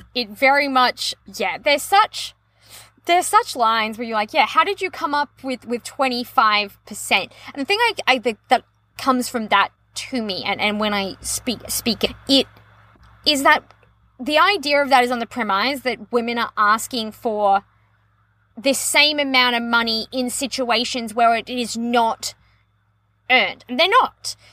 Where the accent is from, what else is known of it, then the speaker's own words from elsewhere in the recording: Australia; As an Australian